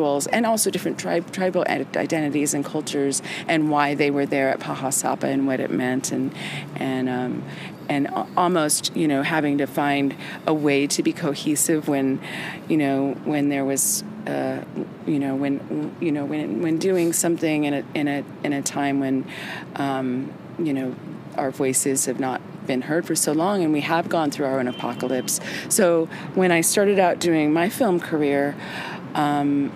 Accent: Alaska, United States; moved away as an adult; also born or lived in Philadelphia / New York; I'm a girl from Alaska.

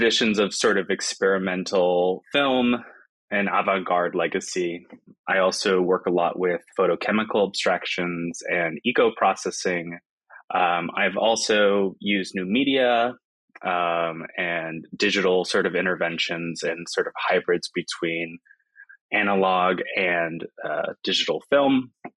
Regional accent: South Florida, United States; moved away as an adult; also born or lived in Boston, Massachusetts; now in Seattle, United States; I grew up mostly in South Florida

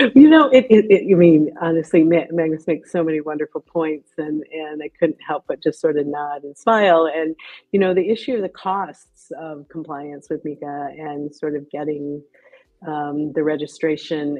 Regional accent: United States; accent: American; now in London, United Kingdom; despite my blaring American accent, I live and work in, in London

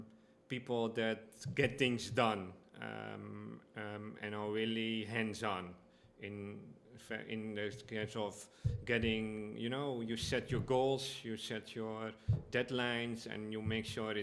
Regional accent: Amsterdam, North Holland, Netherlands; moved away as an adult; now in Aruba; I come from Amsterdam, the Netherlands

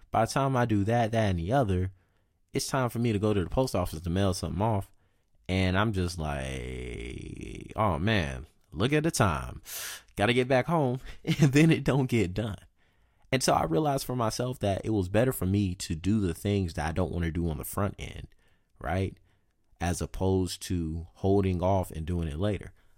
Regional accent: the South, United States; moved away; also born or lived in California; I'm from the South

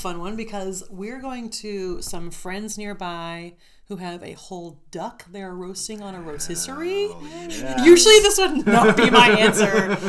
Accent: Southern California, United States; I was born in Southern California.

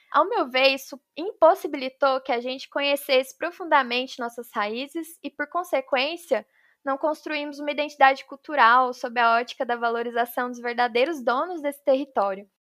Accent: Minas Gerais, Brazil; Eu sou mineira, me formei em oceanografia pela USP em 2020

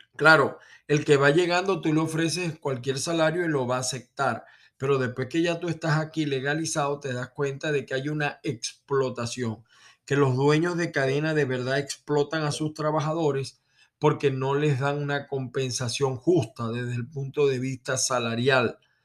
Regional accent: Venezuela; now in United States; que soy venezolano

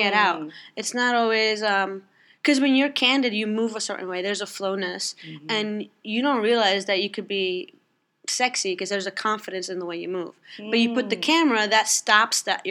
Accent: New York, United States; I was born and raised here, so New York is what I know. It's home.

